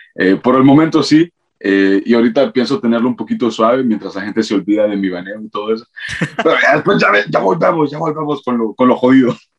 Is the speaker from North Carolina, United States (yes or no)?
yes; North Carolina, United States; Y regresé aquí, de donde soy yo, de Carolina del Norte